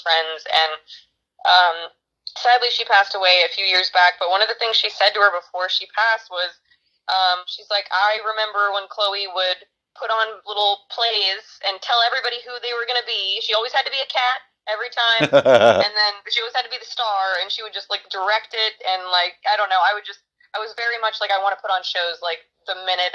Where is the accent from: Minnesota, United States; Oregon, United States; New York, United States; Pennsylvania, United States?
Oregon, United States; Brookings; moved away as an adult; now in Los Angeles, United States; I grew up here in Brookings, Oregon